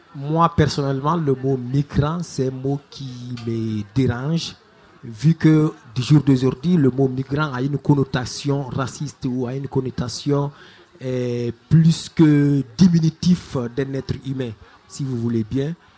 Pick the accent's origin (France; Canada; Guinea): Guinea; moved away as an adult; also born or lived in Kankan; je suis parti de la Guinée, moi je suis journaliste euh, sportif et animateur culturel à la radio Baté FM à l'époque